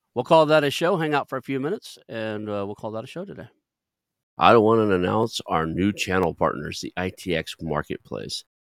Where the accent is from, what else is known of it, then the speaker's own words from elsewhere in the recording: Kellyville, Oklahoma, United States; moved away; I grew up in Kellyville, graduated from Sepulveda, Oklahoma, a very small town